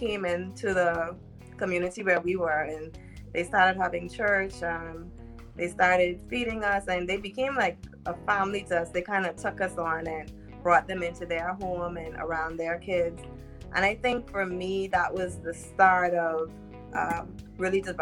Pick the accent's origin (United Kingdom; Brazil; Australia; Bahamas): Bahamas; Grew up in the inner city too, in the Bahamas